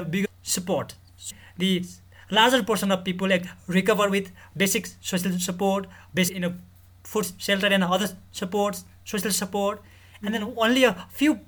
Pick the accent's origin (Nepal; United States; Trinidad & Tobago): Nepal; I'm from Nepal.